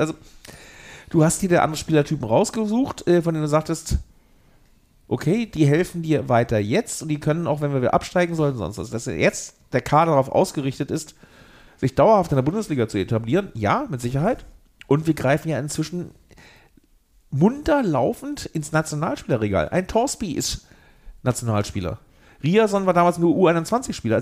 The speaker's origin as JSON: {"language": "German", "town": "Lüneburg", "region": "Lower Saxony", "country": "Germany", "tie": "born or raised there", "also_born_or_lived": "Eisenhüttenstadt", "moved": "as an adult", "lives_now": "Berlin, Germany", "said": "ich bin als äh, bei Lüneburg aufgewachsener, nah bei Hamburg äh, lebender Mensch"}